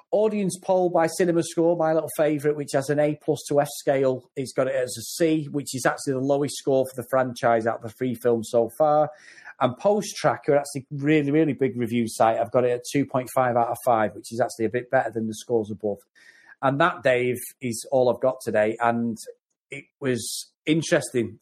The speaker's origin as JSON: {"language": "English", "area": "Lancashire", "region": "North West England", "country": "United Kingdom", "said": "I'm from Lancashire"}